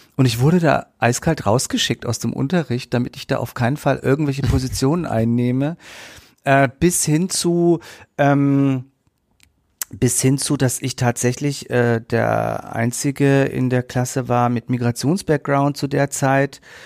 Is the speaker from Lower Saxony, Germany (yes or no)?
no; Nuremberg, Bavaria, Germany; ich bin in der Südstadt aufgewachsen, meine Eltern haben gearbeitet